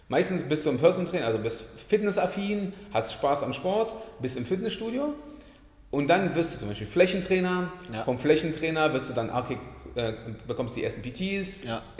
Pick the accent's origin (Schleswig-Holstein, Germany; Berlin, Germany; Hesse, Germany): Berlin, Germany; also born or lived in Poland; now in Leipzig, Germany; Ähm, ich komme ursprünglich aus Berlin, geboren bin ich in Polen, ähm, hat schon immer Basketball gespielt, ähm, im, Bas im, äh, Basketball angefangen in, Be in Berlin